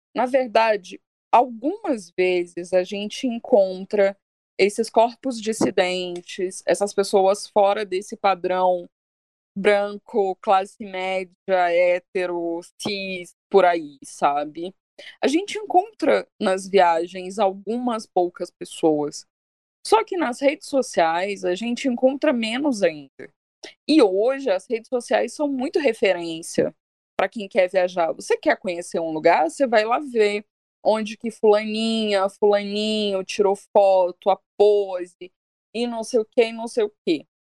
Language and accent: Portuguese; Minas Gerais, Brazil; eu sou de Minas, né? A gente não, não, não tem mar, só tem bar.